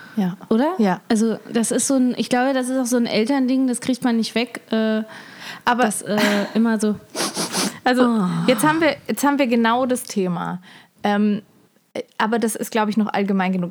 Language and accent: German; Germany; als Deutscher, Deutsche